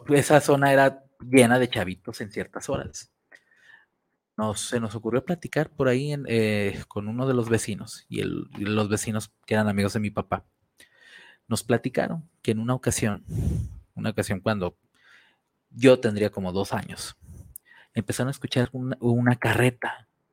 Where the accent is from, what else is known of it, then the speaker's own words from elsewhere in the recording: Guadalajara, Jalisco, Mexico; donde yo nací, la zona donde yo nací era, la conocida como zona roja, Obregón, con la 42, 40 y tantas, y toda aquella zona, que era la zona roja de Guadalajara